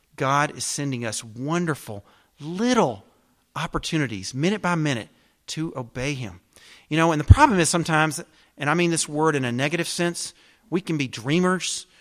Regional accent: the South, United States; I'm a Southerner

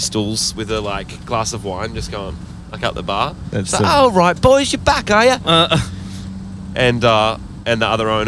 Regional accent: Australia

